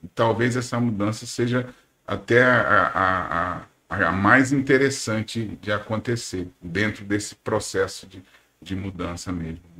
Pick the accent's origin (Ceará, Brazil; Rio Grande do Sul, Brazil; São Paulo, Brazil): São Paulo, Brazil; moved away as an adult; also born or lived in Recife; now in Manaus, Brazil; eu nasci em São Paulo, e... mas já moro aqui em Manaus há 26 anos